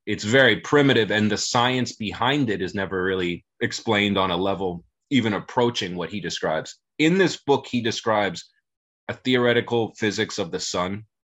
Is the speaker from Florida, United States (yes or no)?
yes; South Florida, United States; i grew up in in south florida